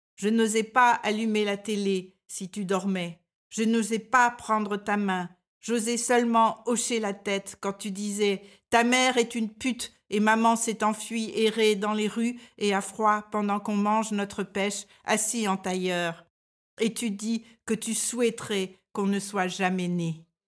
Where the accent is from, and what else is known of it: France; moved away as an adult; now in Denmark